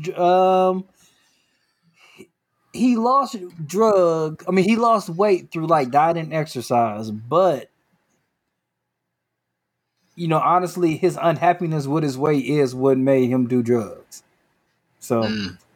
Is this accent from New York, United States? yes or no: yes; New York, United States; Like I'm from New York, he's from California.